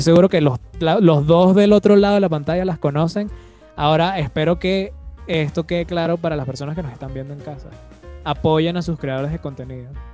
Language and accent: Spanish; Venezuela; como venezolanos